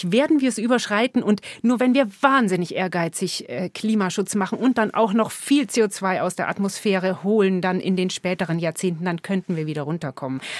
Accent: Germany; bei uns in Deutschland

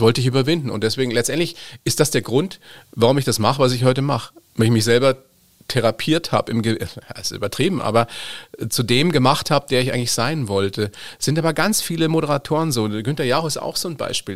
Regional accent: Germany; bei uns in Deutschland

